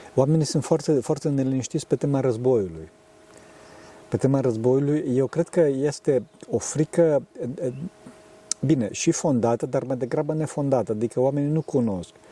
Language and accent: Romanian; Transylvania, Romania; eu sunt din Transilvania